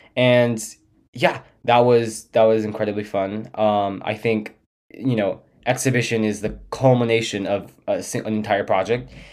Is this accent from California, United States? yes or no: yes; San Diego, California, United States; what the world is like outside of, uh, my hometown